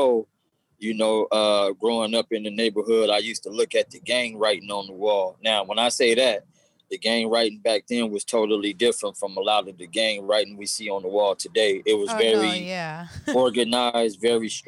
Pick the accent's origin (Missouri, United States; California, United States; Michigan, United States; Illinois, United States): California, United States; Los Angeles; growing up in the hood, South Central